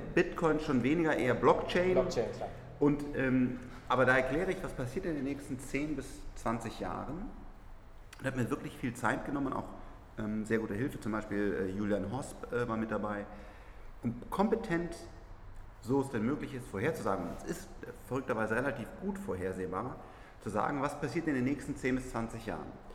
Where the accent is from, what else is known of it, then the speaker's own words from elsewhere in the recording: Germany; wir müssen als Deutsche